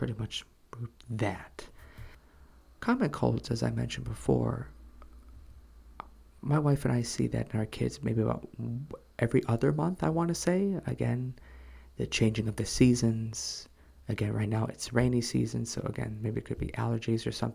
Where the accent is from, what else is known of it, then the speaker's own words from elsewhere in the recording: United States; moved away as an adult; now in South Korea; what I grew up with in America